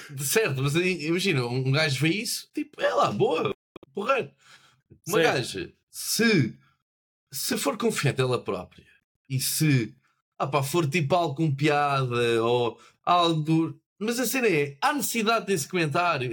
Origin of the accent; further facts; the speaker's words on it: Portugal; somos um país do sul da Europa